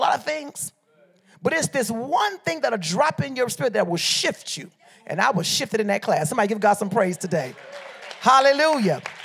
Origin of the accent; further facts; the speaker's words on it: Liberia; moved away; also born or lived in Detroit, Michigan, United States; I'm from Liberia, West Africa